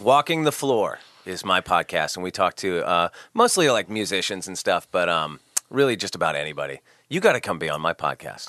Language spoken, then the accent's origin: English; Santa Barbara, California, United States; I grew up in Santa Barbara, California.